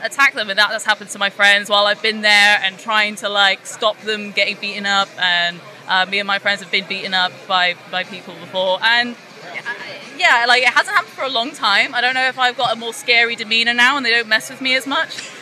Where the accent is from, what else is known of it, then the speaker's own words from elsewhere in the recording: Trowbridge, South West England, United Kingdom; I grew up in Trowbridge